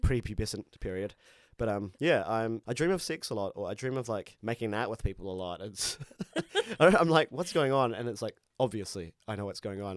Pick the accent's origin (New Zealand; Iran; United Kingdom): New Zealand; Christchurch, Canterbury; I grew up in Christchurch